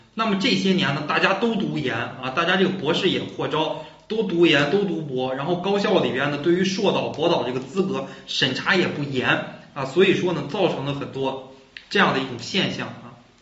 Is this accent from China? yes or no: yes; China; 我们中国人